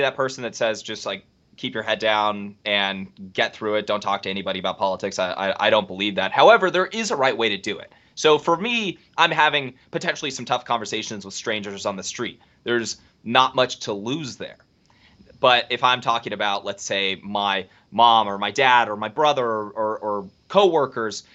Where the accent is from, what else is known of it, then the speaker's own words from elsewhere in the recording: California, United States; I'm from California.